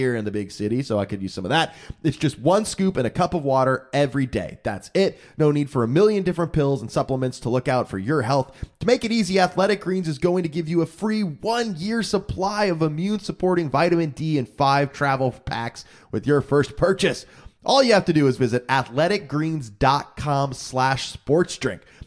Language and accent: English; South Florida, United States; we're from South Florida